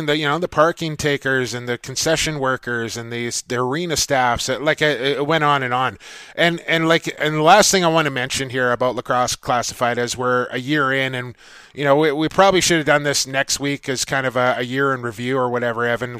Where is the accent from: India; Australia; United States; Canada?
Canada; Coquitlam, British Columbia; my hometown